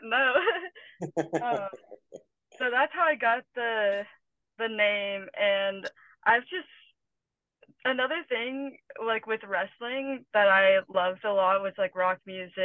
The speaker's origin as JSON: {"language": "English", "town": "Morgan Hill", "region": "California", "country": "United States", "tie": "born or raised there", "also_born_or_lived": "Atlanta, Georgia", "said": "I'm from a small town called Morgan Hill"}